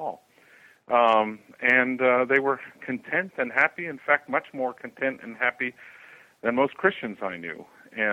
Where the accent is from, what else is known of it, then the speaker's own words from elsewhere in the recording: United States; moved away as an adult; also born or lived in Amazon, Brazil; I was raised in American culture, so from that perspective, you know, I am an American